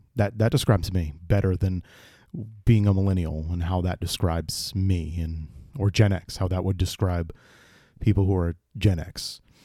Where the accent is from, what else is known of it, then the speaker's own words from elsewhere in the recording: East Bridgewater, Massachusetts, United States; I born and raised in Massachusetts, in the town of uh, East Bridgewater